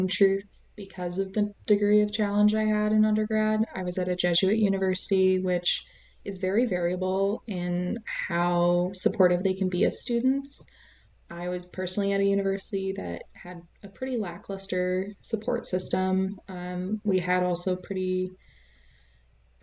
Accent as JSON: {"language": "English", "region": "West Coast", "country": "United States", "said": "I'm from the West Coast"}